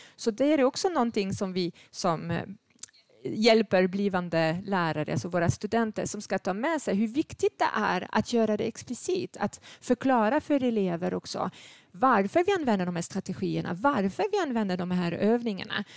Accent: France; Swedish is a second language; moved away as an adult; now in Sweden; Jag är född i Frankrike

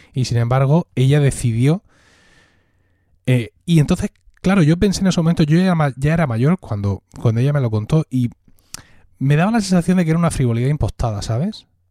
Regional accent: Blanca, Region of Murcia, Spain; Blanca, que es de donde yo soy, pueblo de Murcia

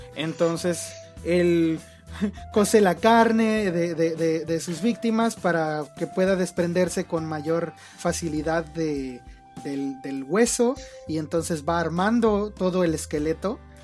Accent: Mexico; mi país

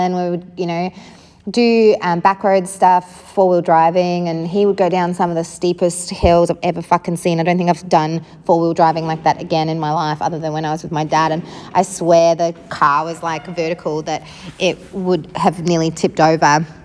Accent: South Africa; starting at the beginning with where I grew up, I grew up in South Africa

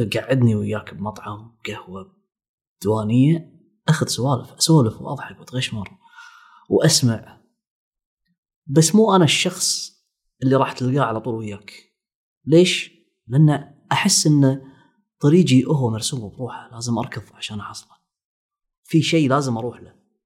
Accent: Kuwait; إحنا عندنا بالكويت

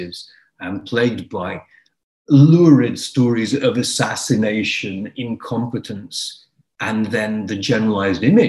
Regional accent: Ireland; moved away; where I grew up in Ireland

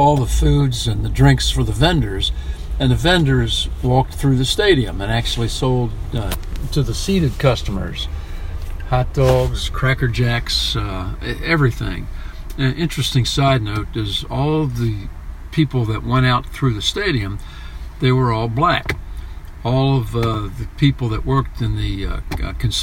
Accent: Maryland, United States; also born or lived in Washington, D.C.; we spent all that time growing up in Maryland after moving out of D.C.

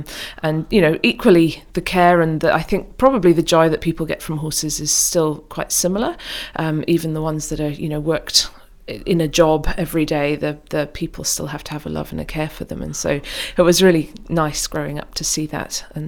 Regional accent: Oman; now in United Kingdom; So yes, we spent time growing up in Oman, and it was when we came back from Oman to the UK that my sister and I finally persuaded our parents

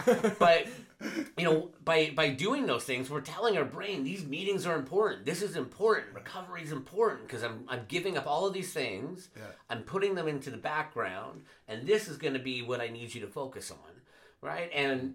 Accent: Vancouver, British Columbia, Canada; I was raised in Vancouver, and I went back about 2 years ago to go see family.

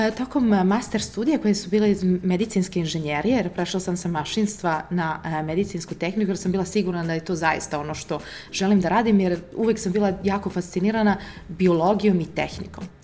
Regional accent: Italy; first language Serbian; moved away; also born or lived in Serbia / Požarevac, Serbia / Oxford, United Kingdom; ja sam rođena u Italiji, da, a, i mama i tata su mi iz Srbije, e, tako da smo mi često leto i uvek dolazili na selo e, ovde kod nas

